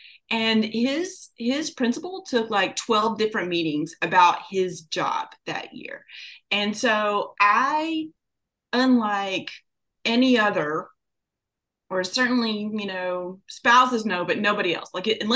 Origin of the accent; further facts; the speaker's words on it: Kentucky, United States; I grew up in Kentucky